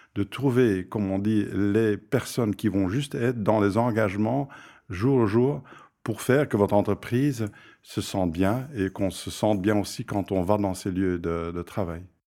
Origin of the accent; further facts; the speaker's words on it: Flanders, Belgium; je viens de la Flandre